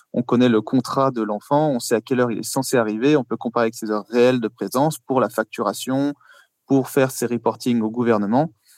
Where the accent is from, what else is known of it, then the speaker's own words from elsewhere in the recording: Paris, Île-de-France, France; moved away as an adult; now in Luxembourg; Je viens de Paris à l'origine